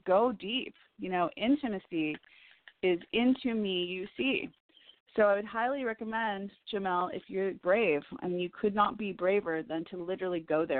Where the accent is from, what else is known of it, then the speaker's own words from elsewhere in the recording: Chicago, Illinois, United States; moved away as an adult; also born or lived in Woodstock, Illinois; now in Los Angeles, United States; I'm from Chicago